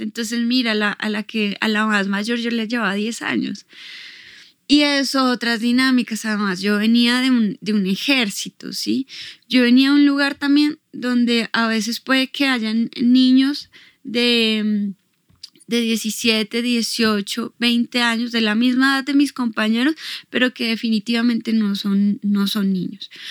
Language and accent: Spanish; Bogotá, Colombia; tengo 36 años y nací aquí en Bogotá